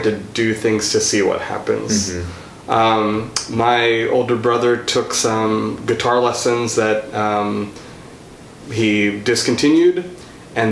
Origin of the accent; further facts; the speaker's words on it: Virginia Beach, Virginia, United States; also born or lived in Sri Lanka (parents); now in Franklin, United States; I was born and raised in Virginia, in the Virginia Beach, Norfolk area